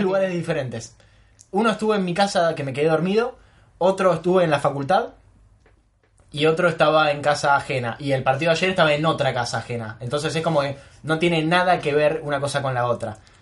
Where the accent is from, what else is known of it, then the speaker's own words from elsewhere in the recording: Argentina; nosotros somos Argentina, somos los representantes en el mundo de los mejores